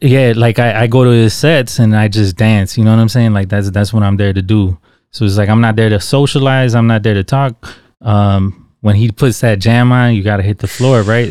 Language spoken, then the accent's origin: English; Chicago, Illinois, United States; I grew up in Little Village, man.